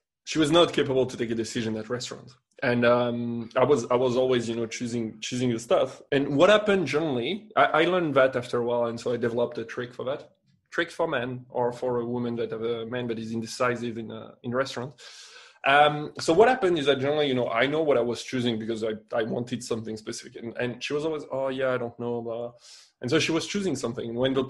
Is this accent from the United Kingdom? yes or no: yes; England, United Kingdom; accent: English; now in Spain; I know I'm going to say it with my English accent. Patatas bravas, you know.